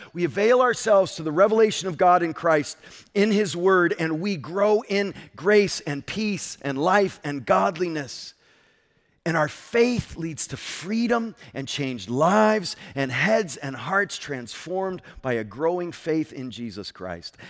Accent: Connecticut, United States; I'm from Connecticut

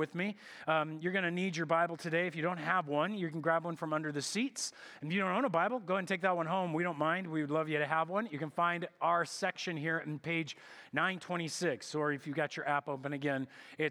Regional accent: United States

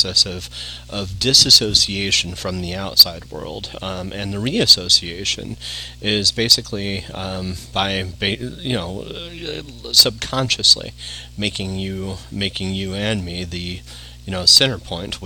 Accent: Yorba Linda, California, United States; also born or lived in Studio City, California; I was born and raised in Yorba Linda

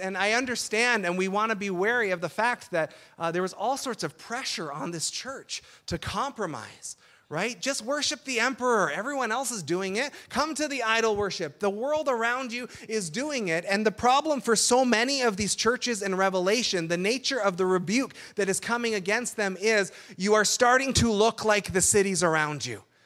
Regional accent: Burlington, Ontario, Canada; also born or lived in Sudbury; now in Essex County, Canada; the Burlington culture where I grew up

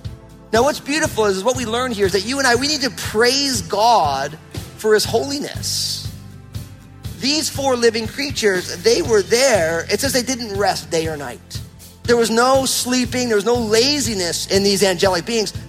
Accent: New Jersey, United States; moved away as an adult; now in Pacific Northwest, United States; I grew up in New Jersey

